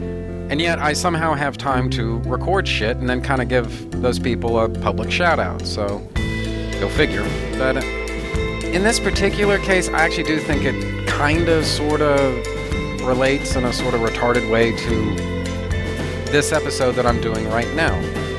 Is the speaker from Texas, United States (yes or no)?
yes; Odessa, Texas, United States; born there; I was born in Odessa, Texas. All right? Yes, the same Odessa, Texas that was featured in the book and then later the movie, Friday Night Lights.